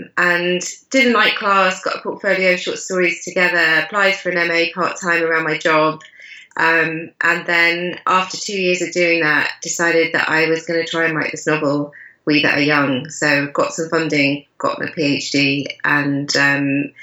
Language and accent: English; United Kingdom; my own background as a British Asian writer who grew up learning Shakespeare